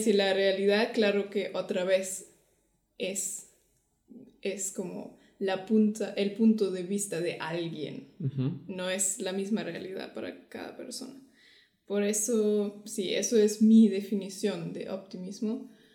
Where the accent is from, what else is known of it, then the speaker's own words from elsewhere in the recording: Germany; Spanish is a second language; de Alemania.